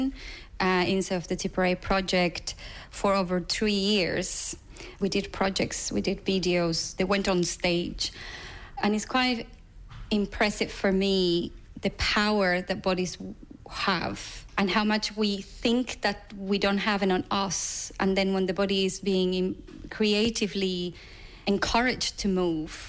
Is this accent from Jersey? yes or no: no; Buenos Aires, Argentina; English is a second language; moved away as an adult; now in Dublin, Ireland; growing up in Buenos Aires after dictatorship